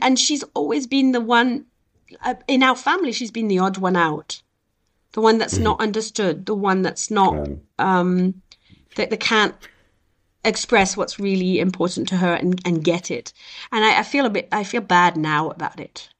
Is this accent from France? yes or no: yes; south of France, France; moved away as an adult; also born or lived in Beirut, Lebanon / Scotland / south of England / Switzerland; they moved to France, in the south of France. And so I was one, and I left the south of France. I was 21 years old